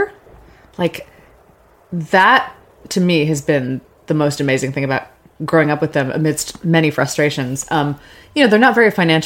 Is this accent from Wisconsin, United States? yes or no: no; Gary, Indiana, United States; moved away as an adult; I'm from Gary, Indiana, originally